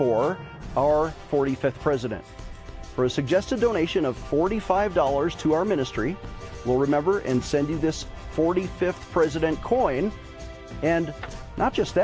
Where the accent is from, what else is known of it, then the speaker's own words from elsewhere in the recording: United States; I'm an American